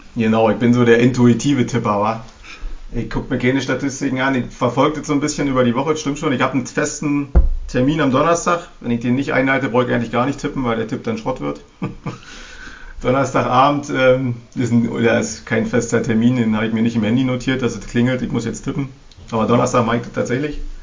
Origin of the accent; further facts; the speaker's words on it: Berlin, Germany; Als Berliner, muss ich sagen, als Ossi